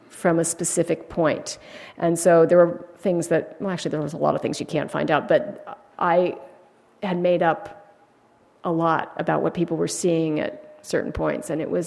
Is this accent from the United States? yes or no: yes; California, United States; I was born and raised here in California